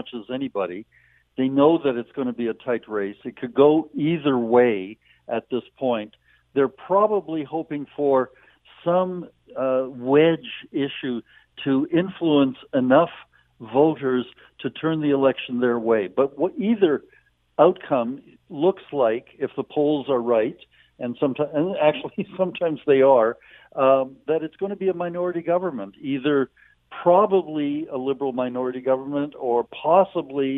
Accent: Edmonton, Alberta, Canada; in and around Edmonton, my hometown

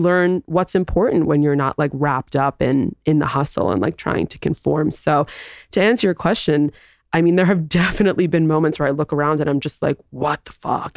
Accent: New York City, New York, United States; moved away as an adult; also born or lived in Southern California; I grew up in New York City

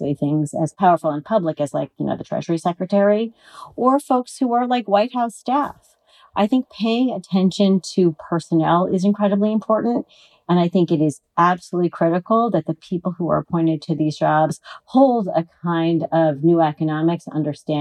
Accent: California, United States; I'm a Californian

